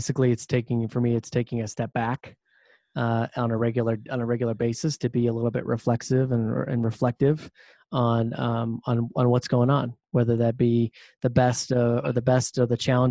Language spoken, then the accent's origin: English; Ohio, United States; I'm originally from Ohio, the Midwest